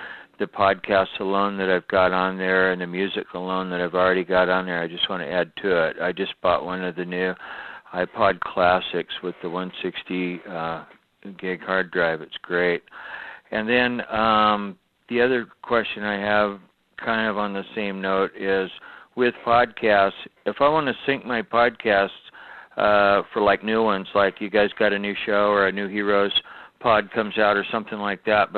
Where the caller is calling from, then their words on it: Seattle, Washington, United States; I'm calling from Seattle, Washington.